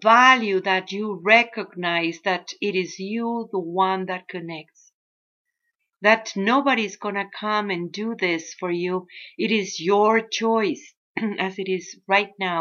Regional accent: Mexico; first language Spanish; English is a second language; now in United States; I'm Mexican

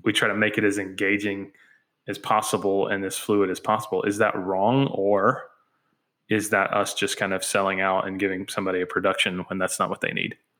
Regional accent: United States; we as American Christians

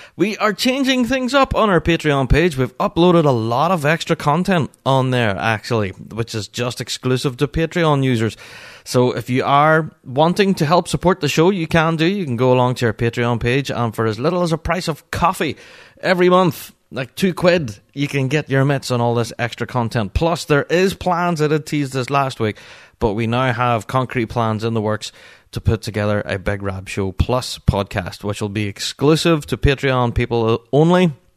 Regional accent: Northern Ireland, United Kingdom

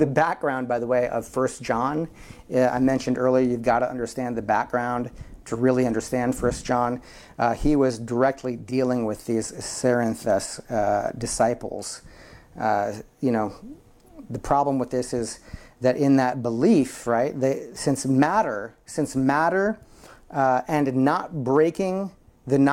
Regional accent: Midwest, United States; I'm from the Midwest, and there are Hutterite colonies and Amish communities all around.

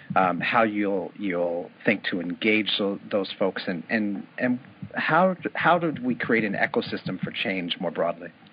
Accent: New York City, New York, United States; I grew up in New York City

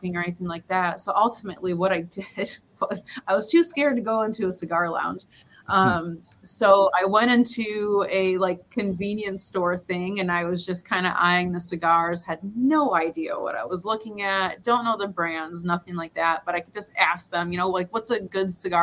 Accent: Detroit, Michigan, United States; moved away as an adult; also born or lived in Fort Hood, Texas; now in San Juan del Sur, Nicaragua; grew up in Detroit, Michigan

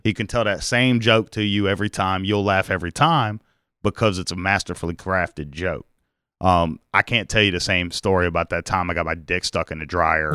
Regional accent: Mobile, Alabama, United States; I grew up in Mobile

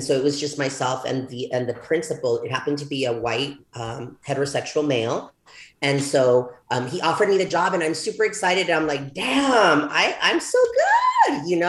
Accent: El Paso, Texas, United States; also born or lived in Ciudad Juarez, Chihuahua, Mexico; I returned back to El Paso, Texas, because as you know, I'm from El Paso, Texas, Ciudad Juarez, Chihuahua

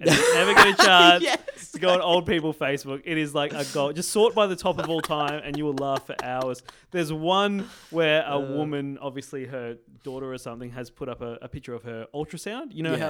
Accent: Port Augusta, South Australia, Australia; I'm from Port Augusta, I can say that.

